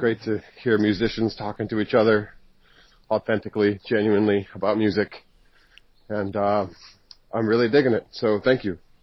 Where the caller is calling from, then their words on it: New York City, New York, United States; I'm calling from New York City